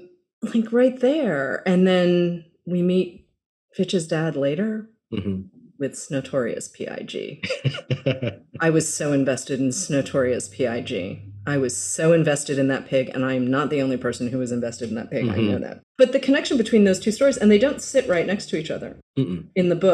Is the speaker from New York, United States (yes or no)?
no; Massachusetts, United States; moved away; I grew up in Massachusetts.